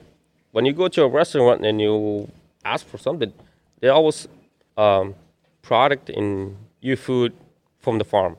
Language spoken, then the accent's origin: English; Guatemala; In Guatemala.